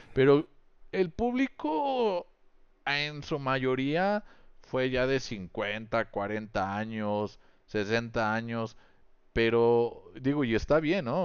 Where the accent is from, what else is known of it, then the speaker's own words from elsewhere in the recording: Mexico; yo como comunicólogo, aparte de mexicano